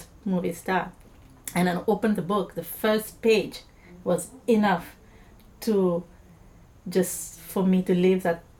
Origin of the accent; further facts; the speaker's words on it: Mauritius; moved away; where I'm from Mauritius